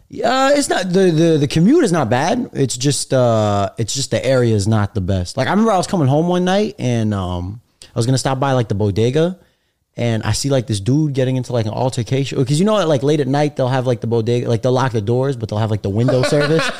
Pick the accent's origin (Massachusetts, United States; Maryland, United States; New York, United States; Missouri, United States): New York, United States; New York City; I was born and raised in Brooklyn, but my parents are from uh, Algeria, Egypt.